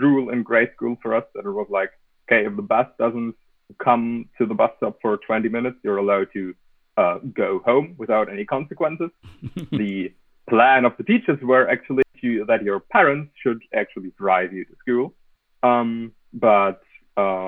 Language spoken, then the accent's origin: English; Germany; I'm from Germany.